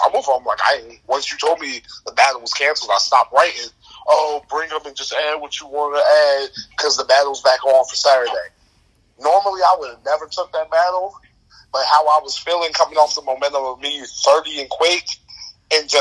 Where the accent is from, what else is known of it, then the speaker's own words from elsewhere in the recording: New Jersey, United States; I'm from Jersey